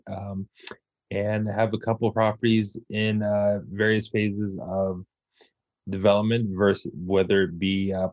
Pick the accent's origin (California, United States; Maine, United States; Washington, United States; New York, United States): California, United States; Southern; born and raised in Southern California